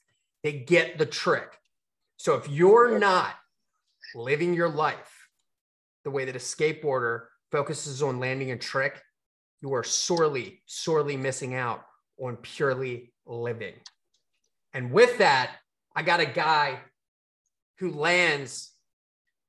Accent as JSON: {"language": "English", "town": "Baltimore", "region": "Maryland", "country": "United States", "said": "we're Baltimore people"}